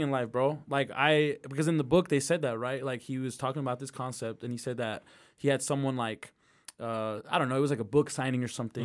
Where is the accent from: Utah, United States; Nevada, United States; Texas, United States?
Utah, United States; Midvale; I grew up in Midvale